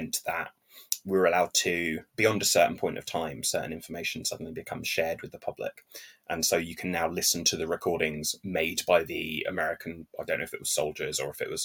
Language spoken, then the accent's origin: English; England, United Kingdom; as an Englishman